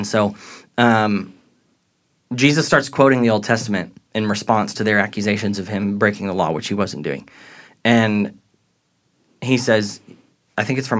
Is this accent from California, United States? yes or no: no; St. Louis, Missouri, United States; But if you go to New Orleans or even St. Louis, where I grew up near